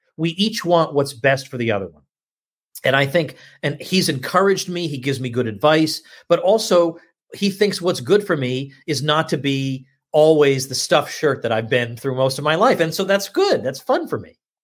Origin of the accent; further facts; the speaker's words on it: Massachusetts, United States; moved away; also born or lived in New York City; I was born in Massachusetts, lived there, and then New York City for a long time